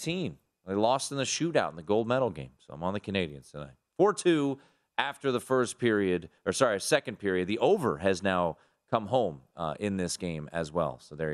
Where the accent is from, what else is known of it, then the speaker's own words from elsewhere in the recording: United States; I'm an American, cheer for the United States on most nights